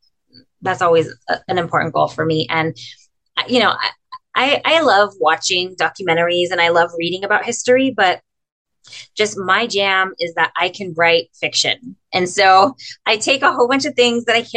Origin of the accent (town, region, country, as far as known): Imperial Valley, California, United States; born or raised there; now in San Diego, United States